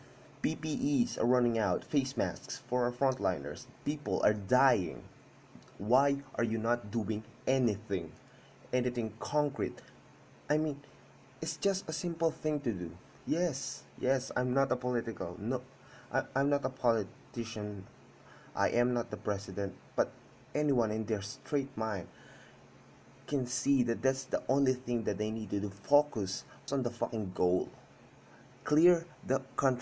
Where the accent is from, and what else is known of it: Philippines